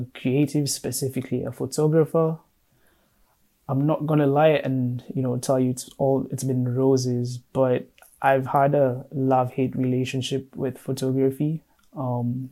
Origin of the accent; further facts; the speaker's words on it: Kenya; now in Madison, United States; I am currently based in Madison, Wisconsin, but I am Kenyan. Shout out to the 254, that's my home